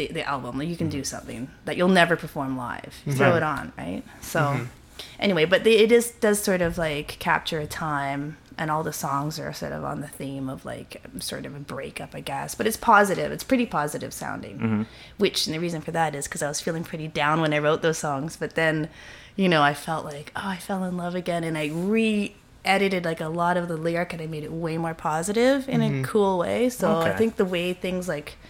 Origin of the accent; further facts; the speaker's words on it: Toronto, Ontario, Canada; also born or lived in Montreal; I grew up in Toronto